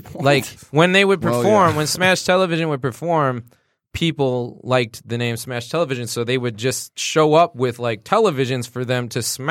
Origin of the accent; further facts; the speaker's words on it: Oak Park, Michigan, United States; Yeah, I grew up in Oak Park, the northern part of Oak Park.